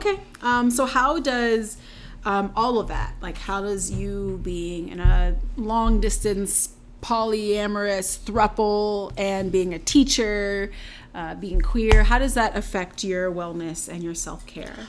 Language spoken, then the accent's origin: English; North Carolina, United States; I'm from North Carolina